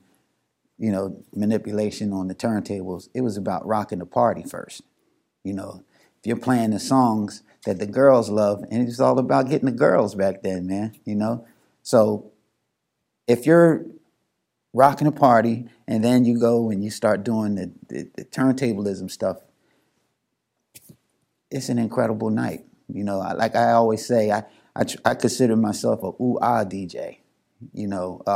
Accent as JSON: {"language": "English", "town": "Philadelphia", "region": "Pennsylvania", "country": "United States", "said": "I'm from Philly"}